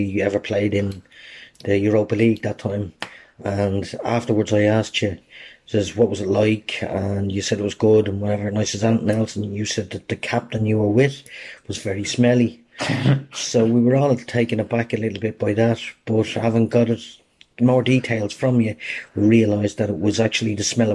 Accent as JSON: {"language": "English", "town": "Dublin", "region": "Leinster", "country": "Ireland", "tie": "born or raised there", "moved": "yes", "lives_now": "Ballinteer, Ireland", "said": "I was born in Sandy Mount, about a stone's throw from where Rovers were born. I now live in Ballantyre"}